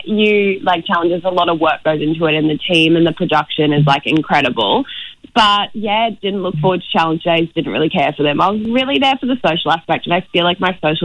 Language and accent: English; Brisbane, Queensland, Australia; We're both from Brisbane